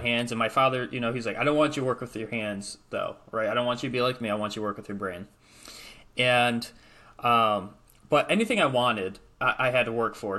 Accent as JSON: {"language": "English", "region": "Michigan", "country": "United States", "said": "I'm from Michigan"}